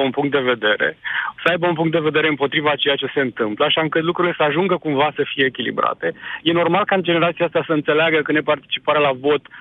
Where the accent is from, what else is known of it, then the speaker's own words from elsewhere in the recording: Romania; De obicei ardem etapele, noi ca români